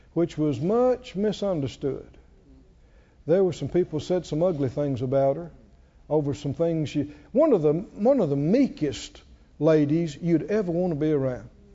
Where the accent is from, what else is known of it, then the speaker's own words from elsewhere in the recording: the South, United States; We're from the South